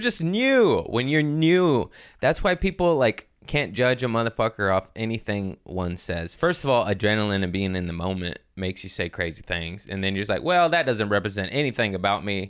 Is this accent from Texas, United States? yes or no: no; Los Angeles, California, United States; I'm from L